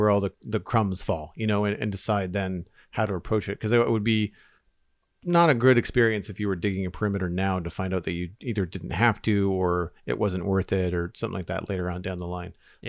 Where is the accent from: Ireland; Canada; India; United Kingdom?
Canada; As a Canadian